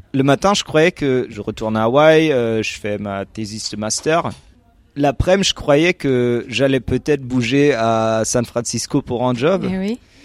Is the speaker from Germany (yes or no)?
yes; Germany; French is a second language; je suis allemand, euh, j'ai 31 ans